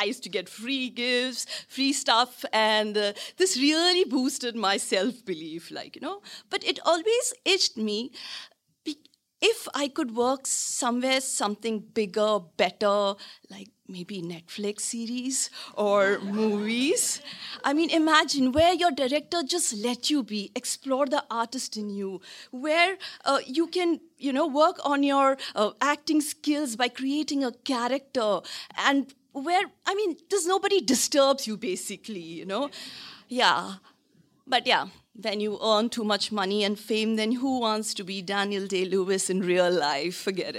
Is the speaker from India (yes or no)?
yes; India; now in Hong Kong; I'm an actress from India.